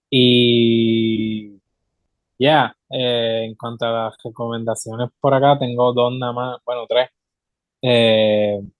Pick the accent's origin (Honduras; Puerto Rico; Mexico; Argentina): Puerto Rico; somos full boricua